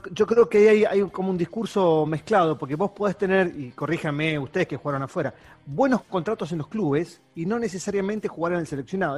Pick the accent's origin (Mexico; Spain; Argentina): Argentina